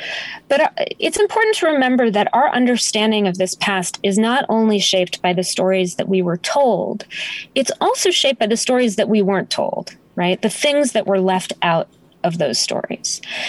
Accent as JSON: {"language": "English", "town": "Denver", "region": "Colorado", "country": "United States", "tie": "born there", "said": "I was born in Denver, Colorado. My parents were divorced when I was 9 months old. My mom raised me as a single mom, and she kind of couldn't sit still. So we moved all over the place."}